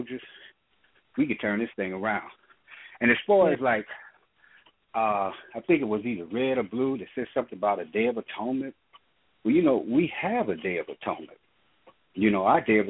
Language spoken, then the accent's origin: English; Missouri, United States; moved away as an adult; now in California, United States; I didn't grow up in California, though I live here. I grew up in Missouri. But I've been out here for almost 32 years